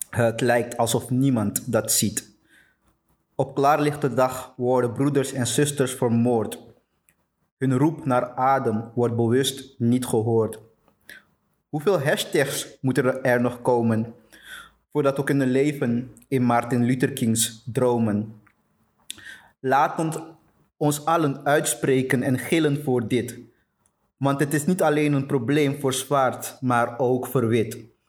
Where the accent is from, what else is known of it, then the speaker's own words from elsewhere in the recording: Amsterdam, North Holland, Netherlands; also born or lived in Suriname; now in Antwerp, Belgium; ik ben {S1} opgegroeid {S0} in, in Amsterdam. Ik woon inmiddels in, in Antwerpen. En, eh, ik ben zelf geboren in Suriname.